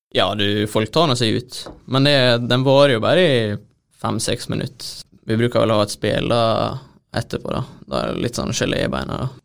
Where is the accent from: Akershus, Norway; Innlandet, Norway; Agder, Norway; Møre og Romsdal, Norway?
Møre og Romsdal, Norway; Hareid; en kjenning fra der jeg er fra